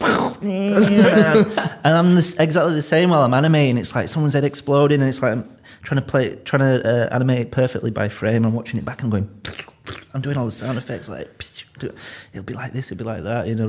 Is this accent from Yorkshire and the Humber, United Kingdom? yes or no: yes; Leeds, Yorkshire and the Humber, United Kingdom; accent: Leeds; I'm from Leeds